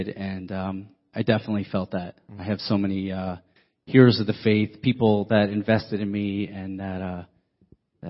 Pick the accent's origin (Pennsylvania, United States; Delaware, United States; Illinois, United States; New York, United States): Pennsylvania, United States; Pittsburgh; moved away; also born or lived in Wilkes-Barre, Pennsylvania / New Jersey; I did a lot of my primary years in Pittsburgh.